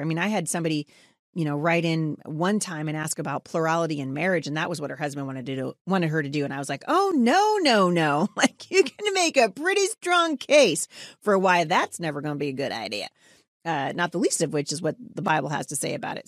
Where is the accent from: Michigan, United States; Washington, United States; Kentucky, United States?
Washington, United States; Battle Ground; my hometown. of Battleground Washington